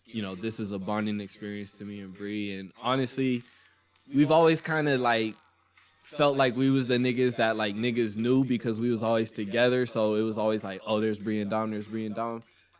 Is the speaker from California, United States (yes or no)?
yes; Eastvale, California, United States; also born or lived in Santa Ana, California / Corona, California; Moved to Corona at the age of 5.